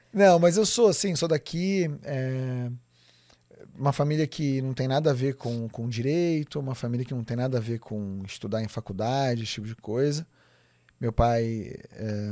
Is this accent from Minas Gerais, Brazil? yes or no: no; São Paulo, Brazil; Eu nasci em São Paulo, aqui no, no na região de, da, da Vila Mariana, Vila Clementino, por ali